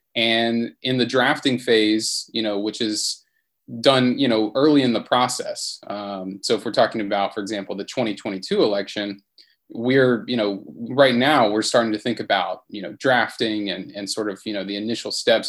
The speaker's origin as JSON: {"language": "English", "region": "Mississippi", "country": "United States", "said": "That's my home state."}